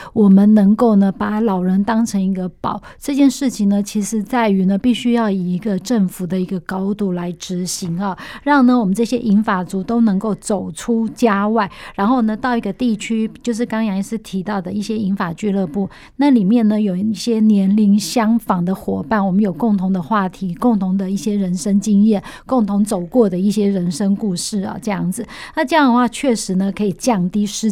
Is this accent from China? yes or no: no; Taiwan; 我们台湾人的平均寿命